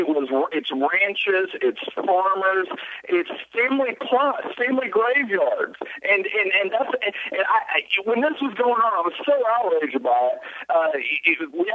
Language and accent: English; Texas, United States; now in Washington, D.C., United States; I'm from Texas